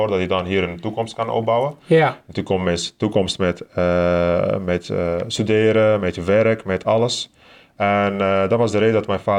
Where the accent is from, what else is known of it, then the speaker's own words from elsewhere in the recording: Turkey; now in Netherlands; ik kom uit Turkije